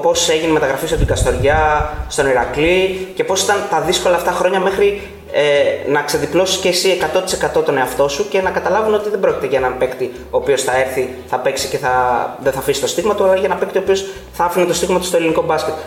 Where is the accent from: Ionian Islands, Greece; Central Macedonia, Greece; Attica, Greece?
Central Macedonia, Greece; Thessaloniki; εμεί είμαστε από Θεσσαλονίκη